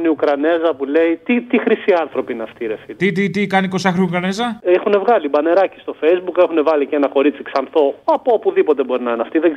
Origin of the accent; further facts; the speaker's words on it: Skopelos, Thessaly, Greece; Από τη Σκόπελο. Σκόπελο μου νησί μαγικό δεν σ' αλλάζω.